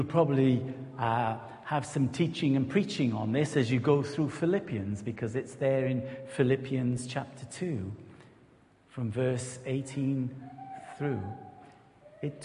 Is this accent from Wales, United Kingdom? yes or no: yes; Newport, Wales, United Kingdom; moved away as an adult; also born or lived in Rossendale Valley, Lancashire / Belvedere, Greater London / St Austell; We're from the Newport-Gwent area